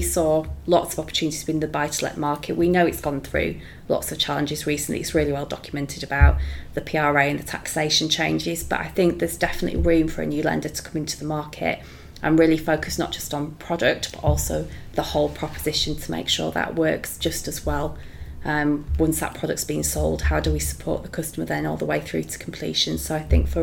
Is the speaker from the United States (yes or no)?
no; Leeds, Yorkshire and the Humber, United Kingdom; I'm a big Leeds United fan, so that's my hometown